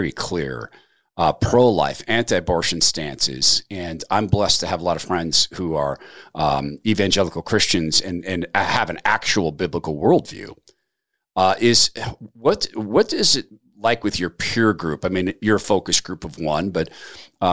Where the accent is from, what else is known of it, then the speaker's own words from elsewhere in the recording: North Idaho, United States; also born or lived in Seattle, Washington; I live in North Idaho, but we came from Seattle, and this is my home. I grew up over here